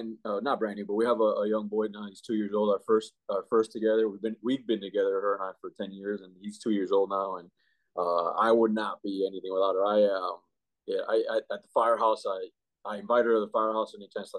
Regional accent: Miami, Florida, United States; also born or lived in Cuba; now in Jacksonville, United States; I grew up and raised in Miami. All the schooling was in Miami

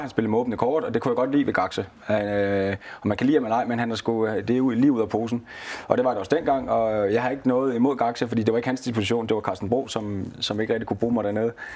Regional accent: Næstved, Zealand, Denmark; moved away as an adult; also born or lived in Haderslev; jamen jeg er jo fra Næstved, men jeg er jo københavner i, i de jyske øjne

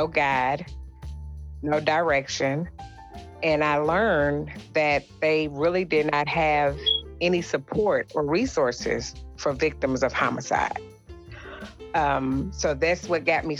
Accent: Lexington, Kentucky, United States; I was born and raised here in Lexington, Kentucky

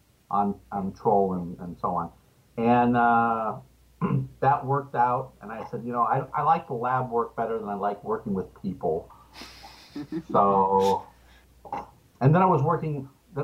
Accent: Los Angeles, California, United States; also born or lived in Richmond, Virginia; at the ripe old age of 2, my parents moved to California. And I've basically been here ever since, in Los Angeles

